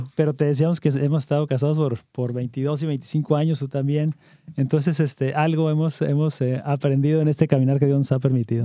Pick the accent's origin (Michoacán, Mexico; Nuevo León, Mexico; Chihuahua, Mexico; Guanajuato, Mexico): Chihuahua, Mexico; Camargo; now in Virginia, United States; nacido en, en, Camargo, Chihuahua